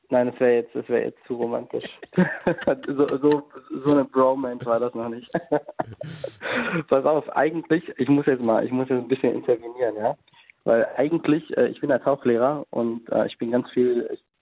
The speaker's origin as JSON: {"language": "German", "region": "Berlin", "country": "Germany", "tie": "born or raised there", "also_born_or_lived": "Lebanon ancestry only", "said": "Ja. Ich war immer Berliner, kennst du ja wahrscheinlich. Also wir Berliner hast ja genug von uns kennengelernt, hast ja lange hier gelebt."}